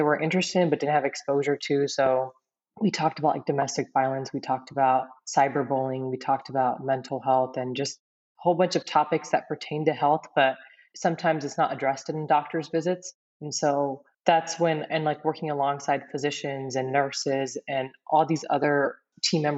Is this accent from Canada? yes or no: no; near Merced, Central California, United States; I grew up in Central California in a really small town, like Nia Merced